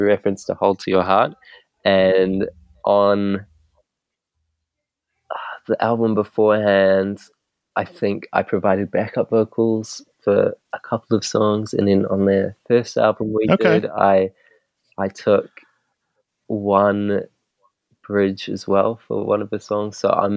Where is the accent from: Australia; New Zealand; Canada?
New Zealand; moved away as an adult; now in London, United Kingdom; we're all from New Zealand. We all met in New Zealand